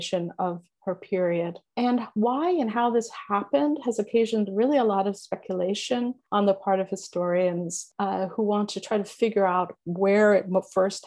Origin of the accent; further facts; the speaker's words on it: Italy; also born or lived in Connecticut, United States; now in Los Angeles, United States; I was born in Italy and spent a lot of my time there over the years.